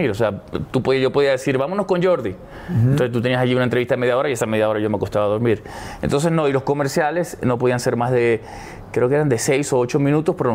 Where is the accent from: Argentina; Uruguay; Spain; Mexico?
Argentina; also born or lived in Puerto Rico; siempre he dicho que soy un puertorriqueño que nació en Argentina. porque